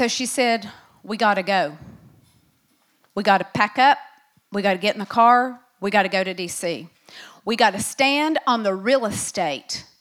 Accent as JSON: {"language": "English", "country": "United States", "said": "I am an American"}